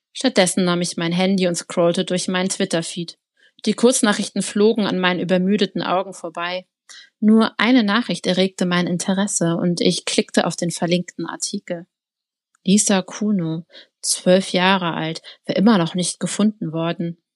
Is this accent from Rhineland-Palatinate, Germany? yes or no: no; Berlin, Germany; Berlin kenne ich jetzt also als Berlinerin